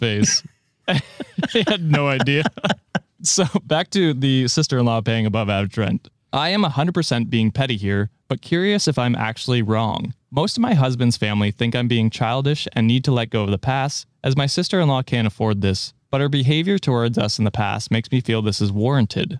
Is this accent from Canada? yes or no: yes; Canada; as a Canadian